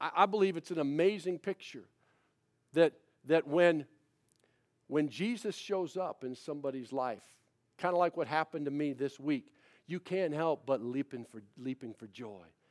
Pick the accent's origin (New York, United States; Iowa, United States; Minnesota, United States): Minnesota, United States; I'm from Minnesota.